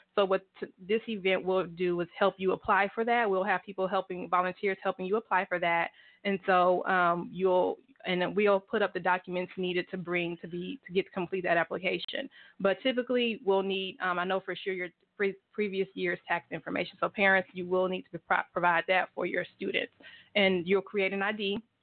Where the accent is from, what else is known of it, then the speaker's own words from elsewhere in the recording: Houston, Texas, United States; moved away as an adult; now in Tulsa, United States; I'm originally from Houston